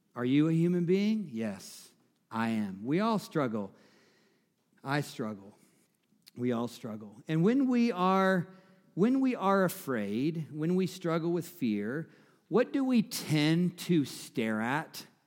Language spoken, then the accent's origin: English; the South, United States; I'm from the South, so we say mama and grandmama